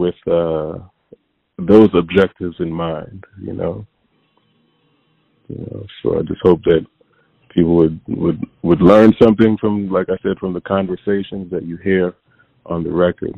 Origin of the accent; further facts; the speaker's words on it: Hartford, Connecticut, United States; also born or lived in Windsor, Connecticut; now in Bronx, New York, United States; I was born in Hartford, Connecticut, and then early on I moved to a suburb outside of Hartford called Windsor, Connecticut, and then moved back to Hartford, Connecticut after high school